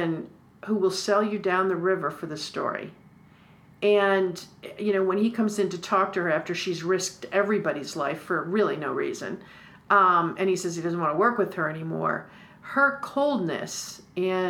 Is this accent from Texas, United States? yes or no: no; New York, United States; this snotty New Yorker in me